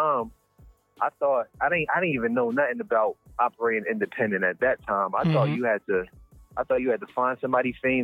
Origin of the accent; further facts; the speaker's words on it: Plainfield, United States; Plainfield, my hometown, they had some talent shows at the high school.